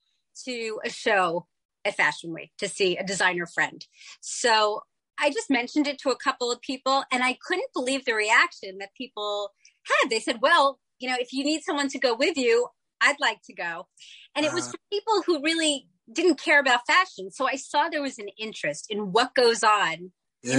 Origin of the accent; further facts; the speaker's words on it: New York City, New York, United States; I grew up in New York City.